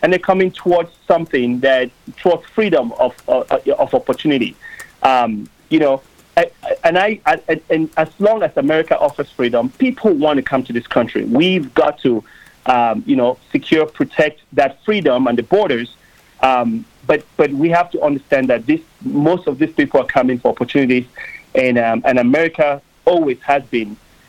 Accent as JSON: {"language": "English", "country": "Cameroon", "tie": "born or raised there", "moved": "yes", "lives_now": "United States", "said": "I grew up in Cameroon, which is a country in the west coast of Africa."}